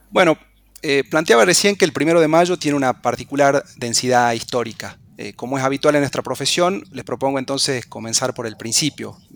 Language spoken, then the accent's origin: Spanish; Argentina